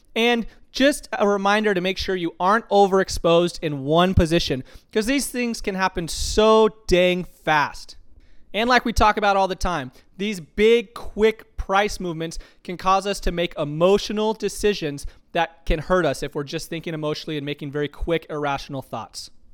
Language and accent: English; Tucson, Arizona, United States; I grew up in Tucson, Arizona